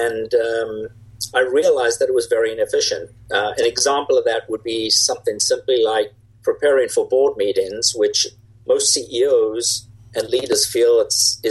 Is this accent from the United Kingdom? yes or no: no; South Africa; moved away as an adult; now in United States; I grew up in South Africa, which is where the accent is from